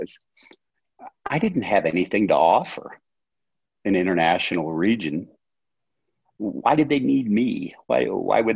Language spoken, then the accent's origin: English; United States; first language English; moved away as an adult; also born or lived in Buenos Aires, Argentina / Singapore